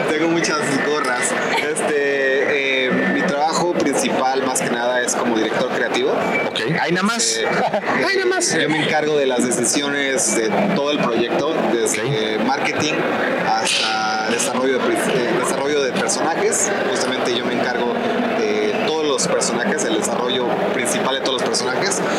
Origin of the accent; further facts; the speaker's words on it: Mexico; nosotros como mexicanos nos sentimos muy identificados